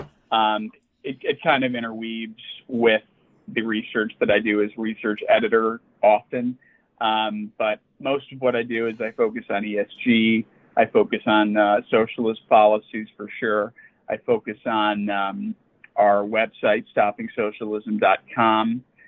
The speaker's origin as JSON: {"language": "English", "town": "Chicago", "region": "Illinois", "country": "United States", "tie": "born or raised there", "said": "I grew up in Chicago. I went to college out east at Boston College."}